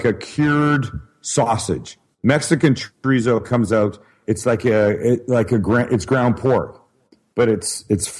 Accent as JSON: {"language": "English", "town": "Vancouver", "region": "British Columbia", "country": "Canada", "moved": "yes", "said": "I'm from Vancouver, Canada, originally"}